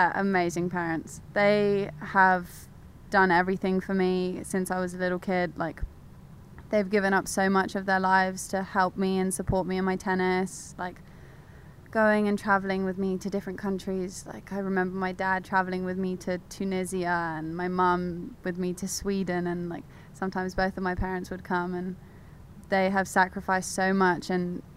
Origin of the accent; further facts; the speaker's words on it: London, United Kingdom; moved away; I was born in London. My parents moved to London, I think in 1999. And then I was born shortly after